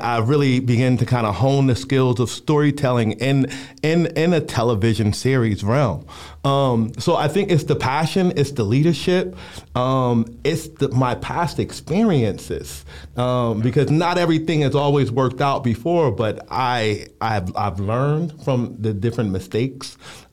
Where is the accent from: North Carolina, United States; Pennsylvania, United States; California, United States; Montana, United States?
Pennsylvania, United States; Philadelphia; I'm from North Philadelphia